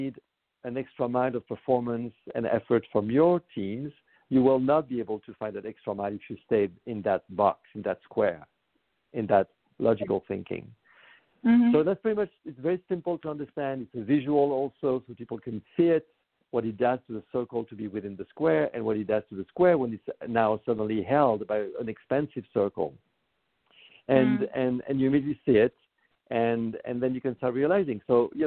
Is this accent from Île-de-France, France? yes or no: yes; Paris, Île-de-France, France; moved away as an adult; now in United States; I was born in Paris and I moved to the United States about 25 years ago.